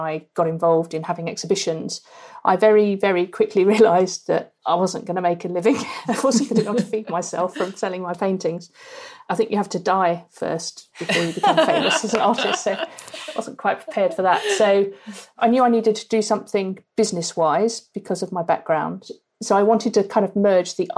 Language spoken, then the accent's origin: English; Norfolk, East of England, United Kingdom; moved away as an adult; also born or lived in Australia / Cambridge; now in Bristol, United Kingdom; I grew up in Norfolk on the beaches, huge skies in Norfolk.